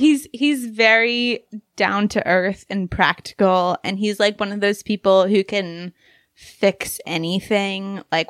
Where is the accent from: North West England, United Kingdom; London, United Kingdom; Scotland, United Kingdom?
London, United Kingdom; I grew up in big cities. I grew up in London, actually.